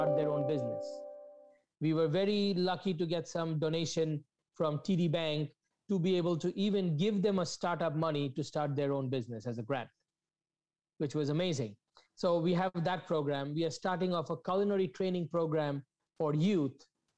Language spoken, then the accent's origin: English; India; moved away as an adult; now in Toronto, Canada; when I came to this country, I come from India, never left the country